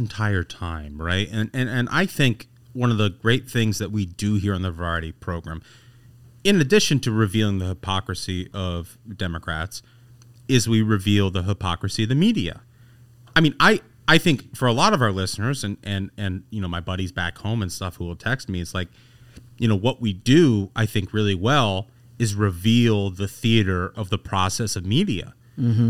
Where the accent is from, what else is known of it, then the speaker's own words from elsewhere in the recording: Indianapolis, Indiana, United States; moved away; I'm from Indianapolis and I love Indianapolis